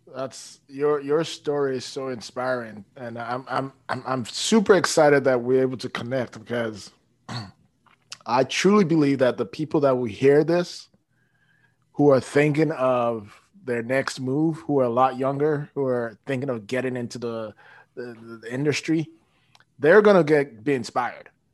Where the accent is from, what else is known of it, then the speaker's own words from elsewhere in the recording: Toronto, Ontario, Canada; moved away as an adult; now in Frankfort, United States; I'm from Toronto.